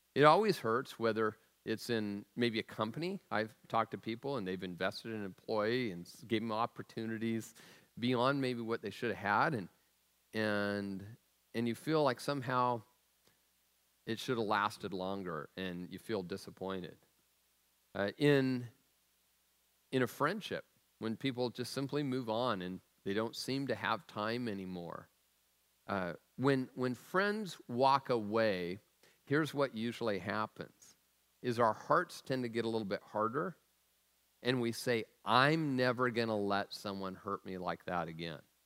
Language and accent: English; Tacoma, Washington, United States; the food I was raised on in Tacoma